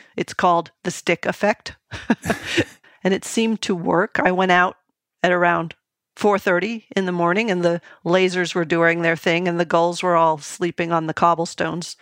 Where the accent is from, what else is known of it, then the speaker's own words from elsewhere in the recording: New England, United States; when I was growing up in New England